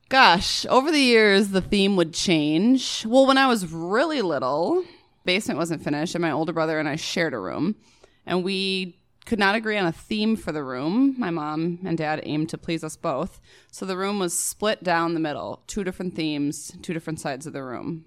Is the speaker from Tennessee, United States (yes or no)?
no; Prior Lake, Minnesota, United States; Prior Lake